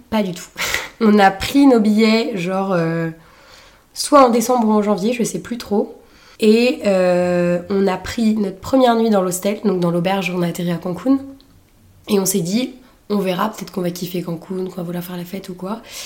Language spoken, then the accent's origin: French; Saint-Nazaire, Pays de la Loire, France; Je suis née à Saint-Nazaire, dans le 44